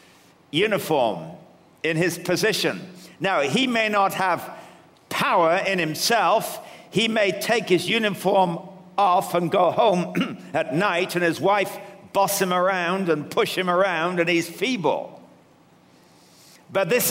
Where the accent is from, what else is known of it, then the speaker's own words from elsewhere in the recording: England, United Kingdom; now in Canada; I come originally from England, though I'm living in Canada now